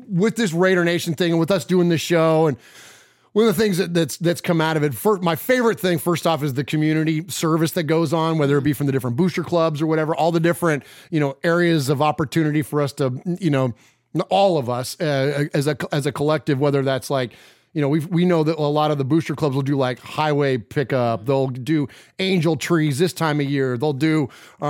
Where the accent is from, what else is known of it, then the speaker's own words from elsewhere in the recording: San Jose, California, United States; where I grew up in San Jose